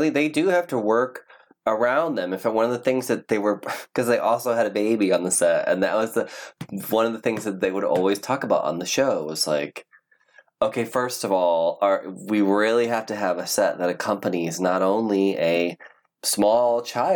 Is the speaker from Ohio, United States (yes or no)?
yes; Ohio, United States; now in California, United States; I'm certainly like a Cali boy now, but I grew up in Ohio. Mm-hmm. And I was raised in Ohio.